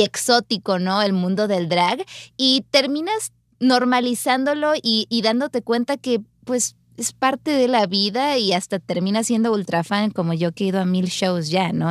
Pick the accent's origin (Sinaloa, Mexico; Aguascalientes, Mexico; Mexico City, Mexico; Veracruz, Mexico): Sinaloa, Mexico; yo soy oriunda de Sinaloa